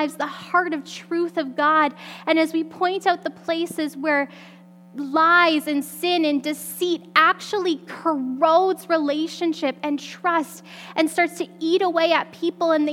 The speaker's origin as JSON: {"language": "English", "region": "Alberta", "country": "Canada", "tie": "born or raised there", "said": "I grew up in Alberta"}